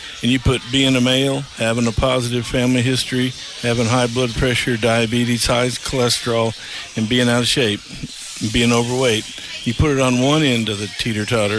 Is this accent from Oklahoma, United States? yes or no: yes; Tulsa, Oklahoma, United States; moved away as an adult; now in Harrison, United States; I grew up in Tulsa